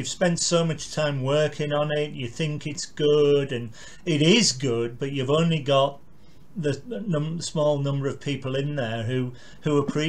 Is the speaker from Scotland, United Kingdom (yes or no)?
no; Carlisle, North West England, United Kingdom; where are you from, sir? I said, Carlisle.